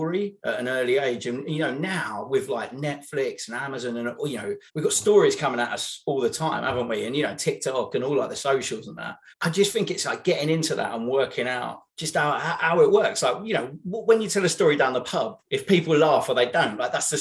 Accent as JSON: {"language": "English", "area": "near Basildon, Essex", "region": "East of England", "country": "United Kingdom", "tie": "born or raised there", "also_born_or_lived": "London", "moved": "yes", "said": "I grew up near Basildon in Essex"}